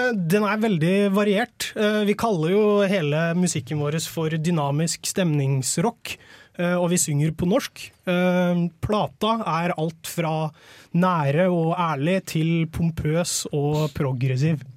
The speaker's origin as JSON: {"language": "Norwegian", "area": "Nord-Østerdalen", "region": "Innlandet", "country": "Norway", "moved": "yes", "lives_now": "Oslo, Norway", "said": "et band med base i Oslo, men vi kommer egentlig fra Nord-Østerdalen"}